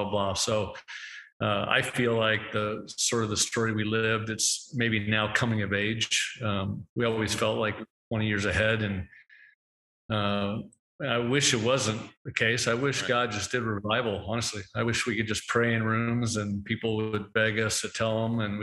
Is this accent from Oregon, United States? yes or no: yes; Portland, Oregon, United States; moved away as an adult; now in Denver, United States; we are from the Northwest, grew up in Portland, Oregon